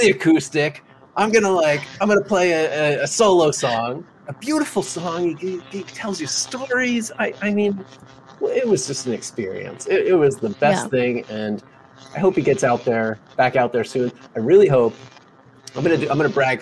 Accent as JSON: {"language": "English", "region": "New Jersey", "country": "United States", "moved": "yes", "said": "I'm from Jersey"}